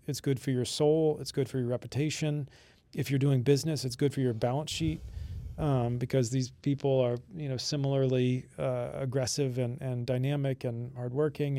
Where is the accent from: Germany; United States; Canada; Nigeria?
United States; Florida Keys; growing up in the Florida Keys